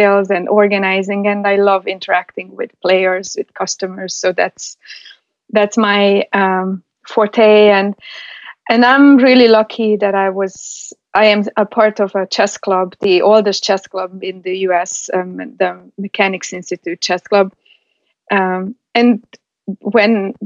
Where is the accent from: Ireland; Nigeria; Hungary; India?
Hungary; moved away; I'm from Hungary. So we basically live and breathe chess. So from being raised in Hungary